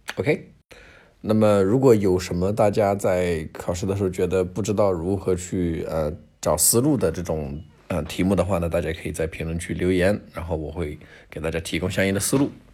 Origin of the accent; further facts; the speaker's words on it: China; 你看我们中国人过年，哎，喜欢吃鱼